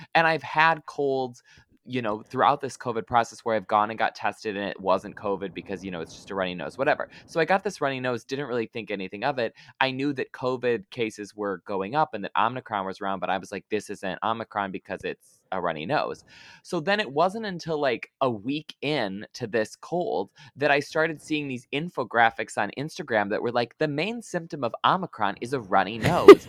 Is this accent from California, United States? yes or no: no; Lansing, Michigan, United States; accent: Midwestern; Lansing, which is where I grew up